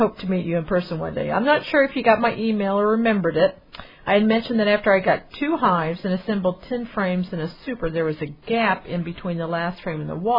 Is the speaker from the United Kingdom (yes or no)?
no; Canada; But me being Canadian, it's not that easy to do.